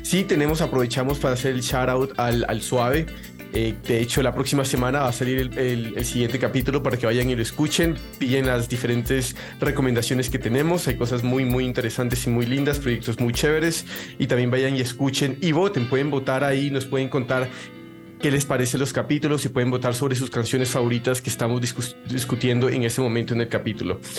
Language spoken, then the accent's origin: Spanish; Mexico; Somos de Latinoamérica. Uno es colombiano, chileno y yo soy mexicano.